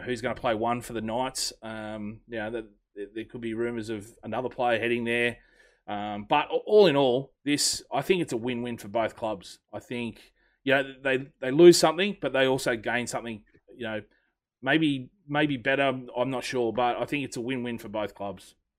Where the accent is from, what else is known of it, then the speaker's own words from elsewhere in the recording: Australia; I'm an Australian